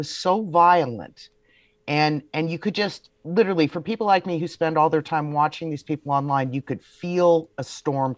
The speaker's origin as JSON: {"language": "English", "region": "Georgia", "country": "United States", "tie": "born or raised there", "moved": "yes", "said": "this is my hometown show"}